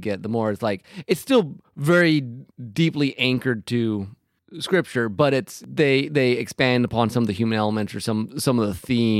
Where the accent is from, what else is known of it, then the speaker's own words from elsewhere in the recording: Midwest, United States; But it's kind of just part of, at least where I am from Midwestern Christian school thing you just do.